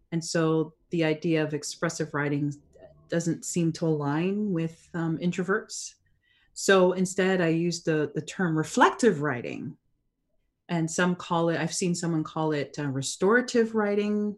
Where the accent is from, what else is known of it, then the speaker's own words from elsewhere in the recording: Canada; I was born and raised in Canada.